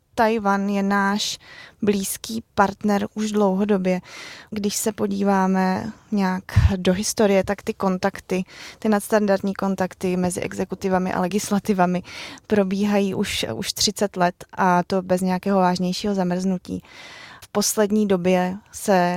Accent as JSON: {"language": "Czech", "country": "Czechia", "said": "jsem z České republiky"}